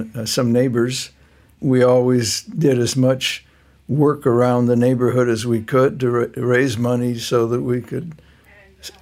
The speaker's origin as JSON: {"language": "English", "town": "Alhambra", "region": "California", "country": "United States", "tie": "born or raised there", "also_born_or_lived": "West Los Angeles / Pacific Palisades", "said": "I grew up in the San Gabriel Valley in a little town called Alhambra, and I went through high school there"}